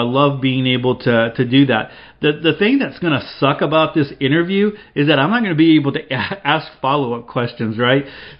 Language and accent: English; Seattle, Washington, United States; also born or lived in San Juan Islands; My home for most of my life has been Washington State. Although I grew up in the Seattle area, I eventually moved to the San Juan Islands. More recently, I have moved to Arizona